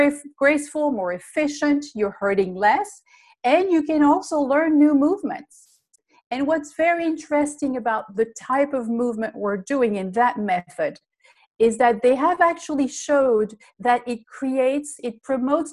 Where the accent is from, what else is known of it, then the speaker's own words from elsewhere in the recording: Belgium; English is a second language; moved away; I'm originally from Belgium. That's the funny accent that you hear.